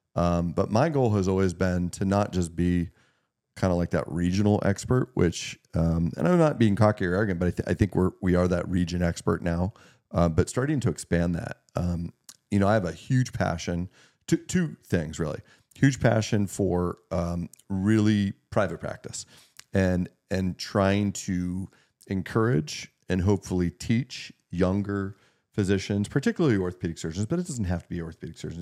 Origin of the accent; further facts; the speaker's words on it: Meadville, Pennsylvania, United States; Meadville, Pennsylvania, which is kind of my hometown, um, being able to take care of people that helped raise me